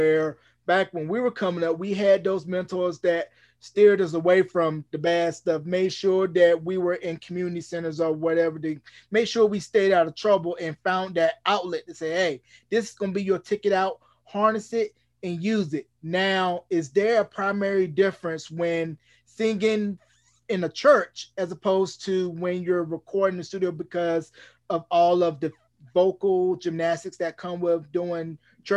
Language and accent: English; Northeastern North Carolina, United States; also born or lived in Greensboro, North Carolina; the 252, which is my hometown, Northeastern North Carolina